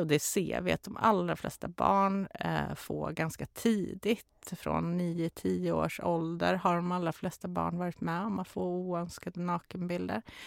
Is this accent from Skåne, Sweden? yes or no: no; Karlstad, Värmland, Sweden; moved away; also born or lived in Stockholm; Jag är ju från Karlstad så jag är ju inte från Stockholm